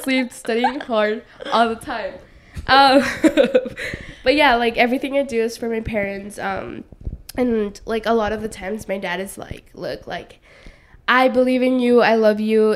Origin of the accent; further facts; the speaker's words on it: Los Angeles, California, United States; also born or lived in Playa Vista; I come from South Central LA, so predominantly black and brown like community.